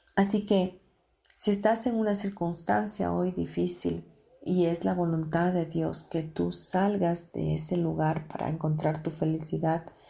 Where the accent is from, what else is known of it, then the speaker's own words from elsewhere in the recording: Mexico; also born or lived in United States; yo siendo mexicana